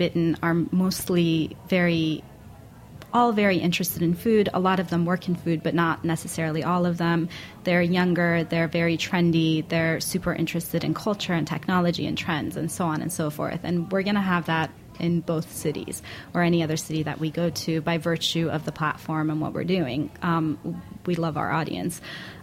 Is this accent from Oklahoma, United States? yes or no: no; Seattle, Washington, United States; we're both from the Seattle area